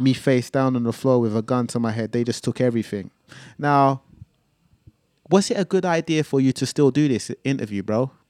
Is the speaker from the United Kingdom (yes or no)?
yes; London, United Kingdom; I'm from North London